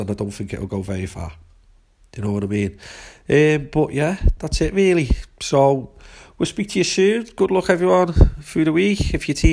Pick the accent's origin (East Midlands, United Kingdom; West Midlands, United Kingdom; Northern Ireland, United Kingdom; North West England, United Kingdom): West Midlands, United Kingdom; Shrewsbury; My hometown team, Shrewsbury Town